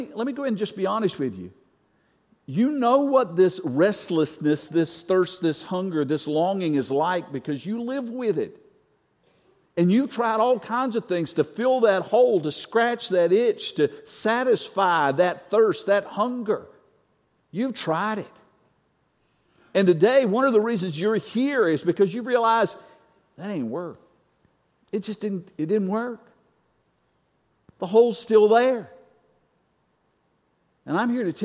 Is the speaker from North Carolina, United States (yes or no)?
yes; North Carolina, United States; I'm from North Carolina